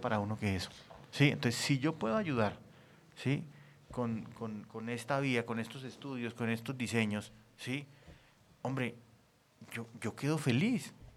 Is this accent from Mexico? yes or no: no; Santander, Colombia; moved away; also born or lived in Bogotá; Yo soy santanderiano